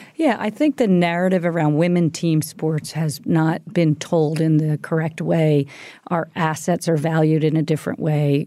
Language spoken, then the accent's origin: English; Philadelphia, Pennsylvania, United States; we grew up in the Philadelphia area